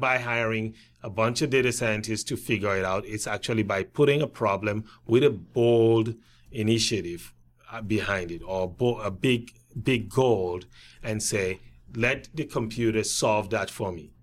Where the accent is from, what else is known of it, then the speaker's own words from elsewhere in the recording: Cameroon; moved away as an adult; also born or lived in Wisconsin; I grew up through high school in Cameroon